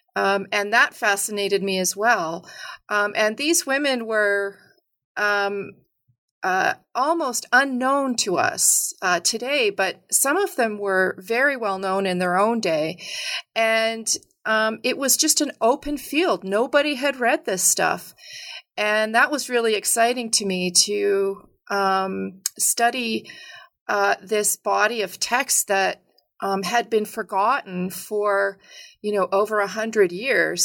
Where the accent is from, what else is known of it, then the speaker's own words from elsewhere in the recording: Edmonton, Alberta, Canada; I grew up in, uh, a sort of middle-sized city in, um, Alberta called Edmonton